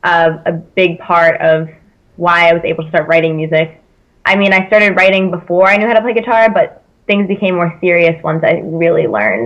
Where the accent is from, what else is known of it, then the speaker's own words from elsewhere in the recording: California, United States; now in South Carolina, United States; I'm from California, but not down the south side of it.